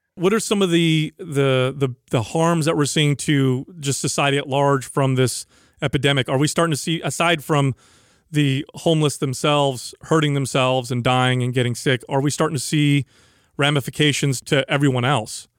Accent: San Jose, California, United States; my hometown of San Jose

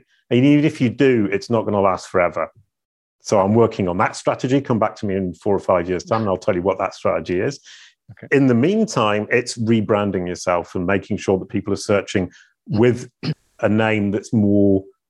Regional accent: Denton, Yorkshire and the Humber, United Kingdom; born there; I was born in 1966 in Denton in North Yorkshire and hung out with cows and sheep

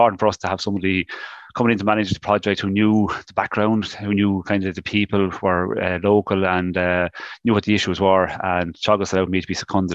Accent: Wicklow, Leinster, Ireland; I'm from Wicklow

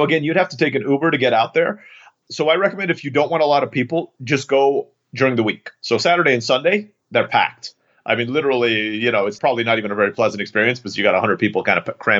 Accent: Turkey; I grew up in Turkey and there's a place called Pamukkale

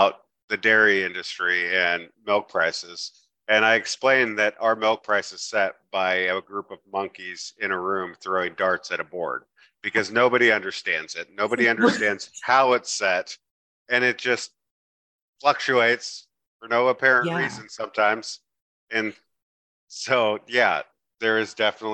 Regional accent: Tillamook, Oregon, United States; we live on the Wilson River that I grew up swimming in.

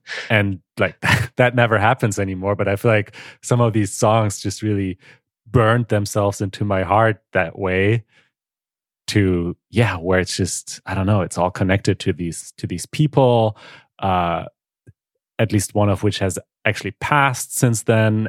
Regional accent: Germany; English is a second language; I'm from Germany, born and raised in Germany, though I'm half Polish

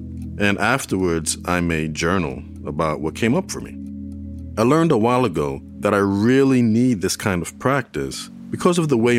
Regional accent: New York City, New York, United States; now in Chapel Hill, United States; my younger days growing up in New York City.

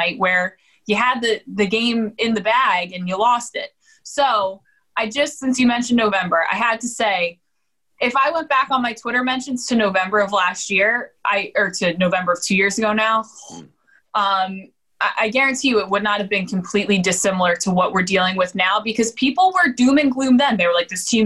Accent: New Jersey, United States; I grew up in South Jersey, and I grew up a Philly sports fan

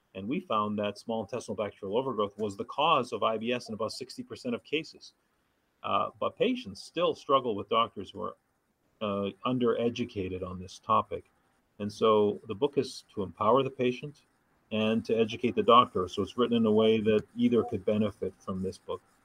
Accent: Thunder Bay, Ontario, Canada; moved away as an adult; now in Los Angeles, United States; a town called Thunder Bay, Ontario, about 100,000 people, so a smallish city

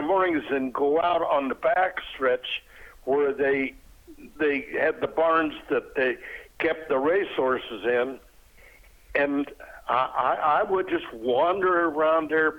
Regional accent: Oregon, United States; moved away; also born or lived in Jackson Heights; I'm from the state of Oregon, and I did a lot of my growing up on Jackson Heights

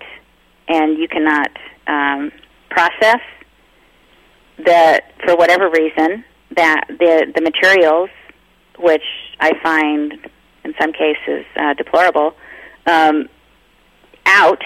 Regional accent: United Kingdom; I'm British.

